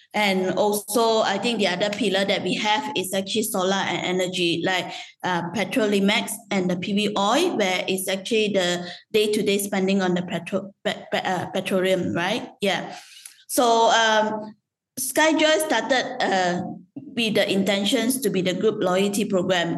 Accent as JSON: {"language": "English", "country": "Malaysia", "moved": "as an adult", "lives_now": "Vietnam", "said": "I'm a Malaysian Chinese"}